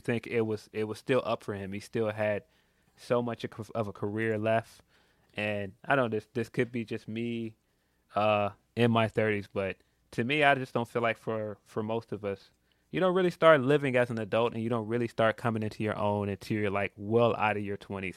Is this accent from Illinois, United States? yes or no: yes; Chicago, Illinois, United States; I'm from Chicago